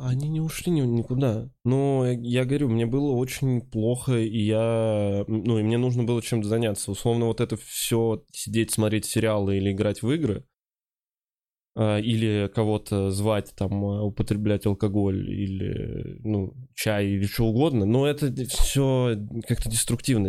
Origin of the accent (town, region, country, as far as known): Kovrov, Vladimir Oblast, Russia; moved away